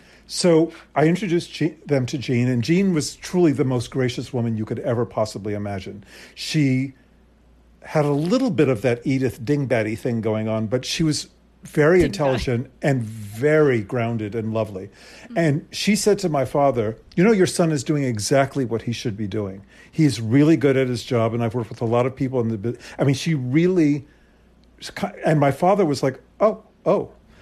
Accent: Arlington, Virginia, United States; born there; also born or lived in Princeton, United States / South Africa; Okay, so I was born in Arlington outside of D.C. We then moved to Princeton, where my sister was born, in New Jersey. And from Princeton, we moved to South Africa.

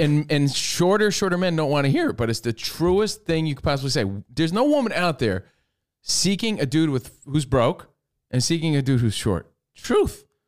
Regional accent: New York, United States; growing up in New York

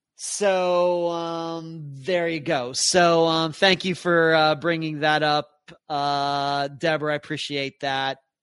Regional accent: Pennsylvania, United States; moved away; my home state of Pennsylvania, which is technically my home state

